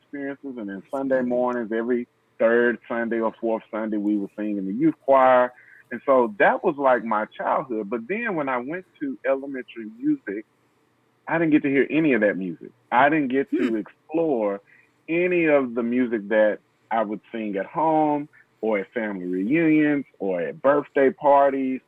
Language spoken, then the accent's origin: English; Nashville, Tennessee, United States; I'm from Nashville, Tennessee, Music City